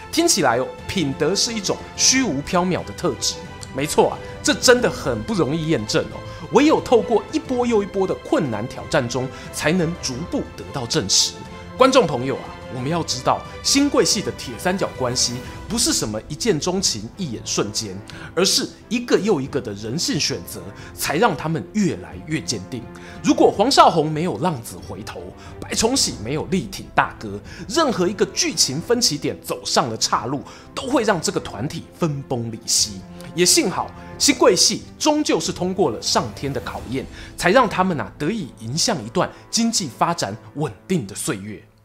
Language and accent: Chinese; Taiwan; 我作为台湾人呢